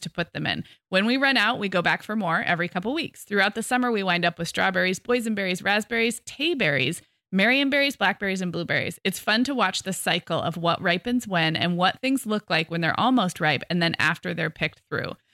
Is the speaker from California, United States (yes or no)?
yes; California, United States; as a Californian